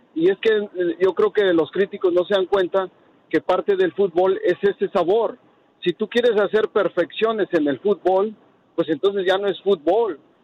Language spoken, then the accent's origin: Spanish; Mexico; now in Houston, United States; nosotros como mexicanos